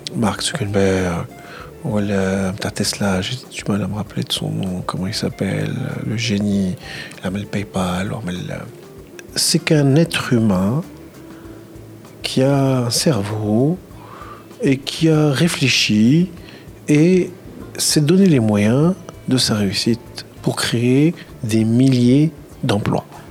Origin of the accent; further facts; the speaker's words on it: Tunisia; je suis tunisien